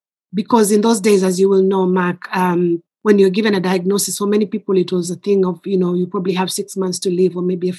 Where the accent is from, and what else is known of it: Kenya; moved away as an adult; now in United Kingdom